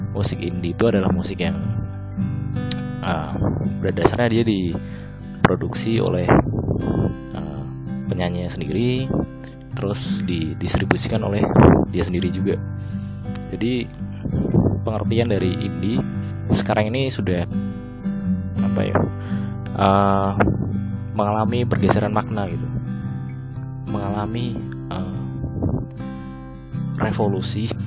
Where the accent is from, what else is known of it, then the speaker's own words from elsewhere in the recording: Batang, Central Java, Indonesia; Saya lahir di Kabupaten Batang, Jawa Tengah, Indonesia Pada tanggal 9 Juni 1999 Asal daerah saya persis dengan tempat lahir saya yaitu di Kabupaten Batang, Jawa Tengah